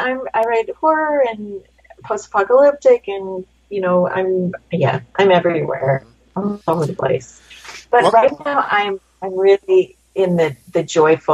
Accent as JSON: {"language": "English", "country": "Canada", "tie": "born or raised there", "said": "growing up in Canada"}